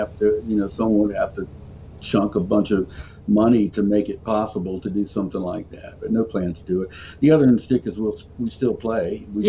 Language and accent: English; Charlotte, North Carolina, United States; now in Southport, United States; I was born in Charlotte. I'm living in Southport, North Carolina now, which is about, it's on the coast, about 4 hours away from here.